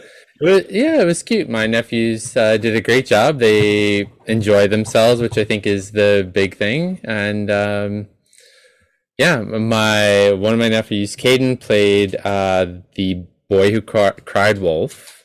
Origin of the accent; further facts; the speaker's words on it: New York, United States; as a New Yorker